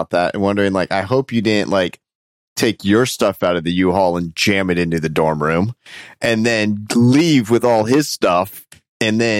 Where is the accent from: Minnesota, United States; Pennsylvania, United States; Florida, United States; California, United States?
Florida, United States; Tampa; Yeah, wow, that's my hometown. That's where I am right now.